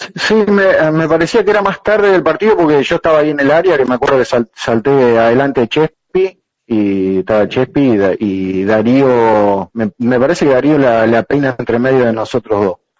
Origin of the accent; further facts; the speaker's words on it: Argentina; nosotros como argentinos